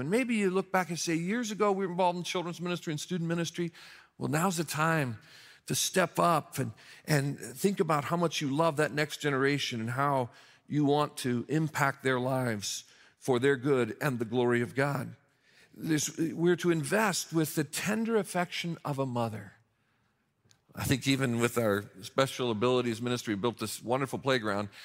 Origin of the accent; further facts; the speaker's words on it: Mishawaka, Indiana, United States; moved away; the Barnes and Noble in my hometown of Mishawaka, Indiana